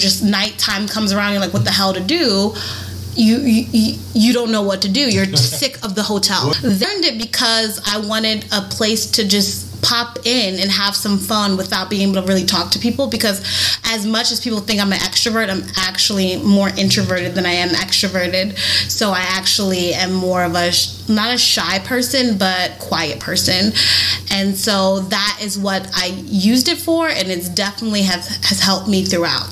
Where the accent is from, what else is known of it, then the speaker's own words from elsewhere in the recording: New York, United States; now in Florida, United States; I'm from New York originally